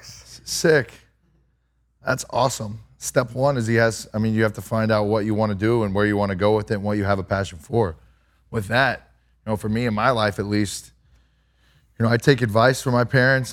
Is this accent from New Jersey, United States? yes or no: no; Kerrville, Texas, United States; I grew up in Kerrville